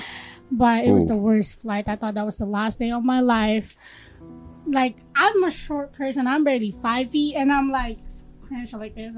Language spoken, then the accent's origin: English; Philippines; moved away; I'm from Philippines